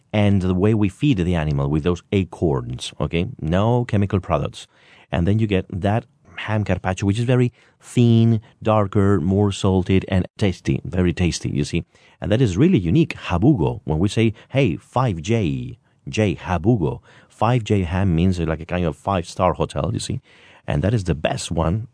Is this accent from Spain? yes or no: yes; Spain; accent: Castilian; my Castilian accent